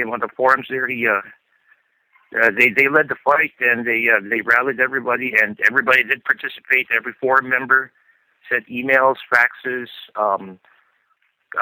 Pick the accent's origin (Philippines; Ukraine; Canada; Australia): Philippines; now in California, United States; I live out here in California, but no, I didn't grow up here. Came from the Philippines myself.